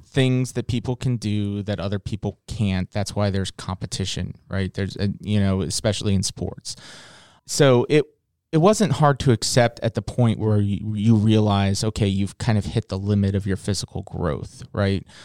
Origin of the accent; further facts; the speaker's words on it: Virginia Beach, Virginia, United States; I grew up in Virginia Beach in, in, in Norfolk area.